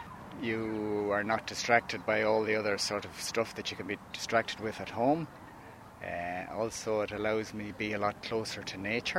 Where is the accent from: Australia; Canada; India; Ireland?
Ireland; Galway, Connacht; now in Tramore, Ireland; I'm from Galway and currently living in Tramore in County Waterford.